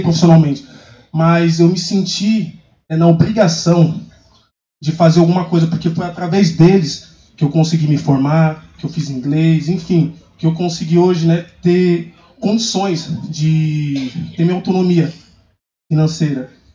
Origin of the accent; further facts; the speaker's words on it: Brazil; eu sou de São Mateus, nós temos movimentos sociais lá